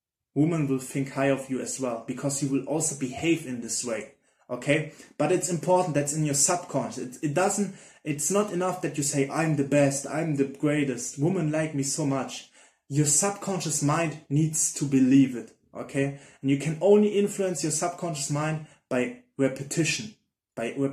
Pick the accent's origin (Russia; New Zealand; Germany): Germany; I'm from Germany